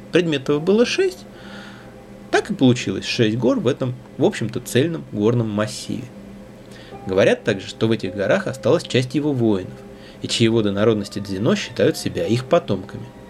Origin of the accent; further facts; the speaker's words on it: Russia; наша огромная страна